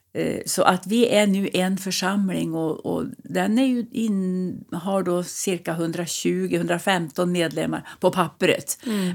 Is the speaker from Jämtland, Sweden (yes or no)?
yes; Sveg, Jämtland, Sweden; also born or lived in Östersund / Värmland; now in Husum, Sweden; jag är född i Jämtland och uppvuxen i Sveg i Härjedalen